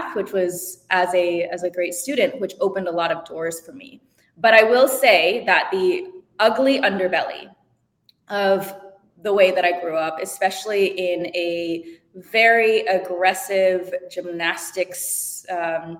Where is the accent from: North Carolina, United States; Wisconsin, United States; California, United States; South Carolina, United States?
Wisconsin, United States; Madison; I was born in Madison, Wisconsin, and my parents immigrated right after the Cultural Revolution